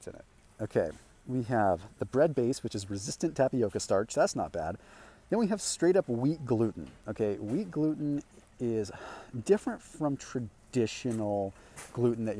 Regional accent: Sonoma, California, United States; moved away; I'm originally from Sonoma

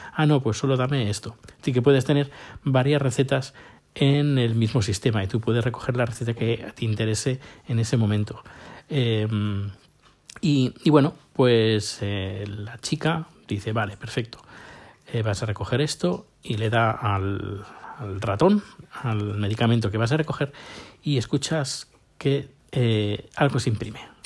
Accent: Spain; moved away; yo hace casi 10 años que salí de, de la península ibérica

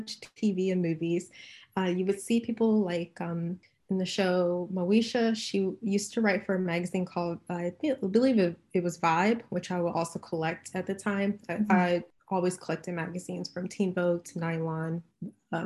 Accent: Cincinnati, Ohio, United States; moved away as an adult; also born or lived in Chicago; now in California, United States; I was born and raised in Cincinnati, Ohio

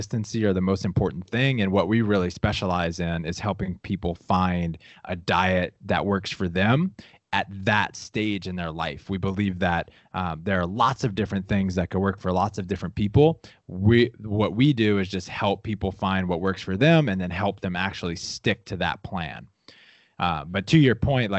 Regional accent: Louisiana, United States; I grew up in Louisiana, super small town, around a lot of my family

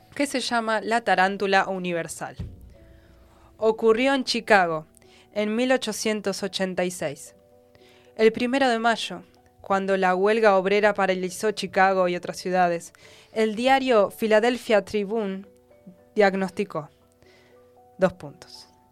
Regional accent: Argentina; nosotras y nosotros como argentinos

